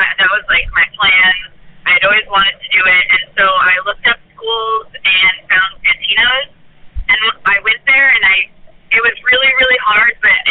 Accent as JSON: {"language": "English", "region": "Iowa", "country": "United States", "lives_now": "Los Angeles, United States", "said": "So I moved out to Los Angeles from Iowa with the intentions of being an actress."}